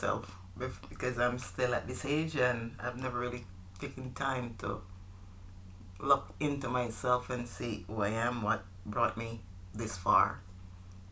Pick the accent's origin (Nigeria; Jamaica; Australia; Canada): Jamaica; moved away; I'm from Jamaica. We are from Jamaica, island which we love very much. All right. So growing up, I grew up in Jamaica with my mom and my brother and sister.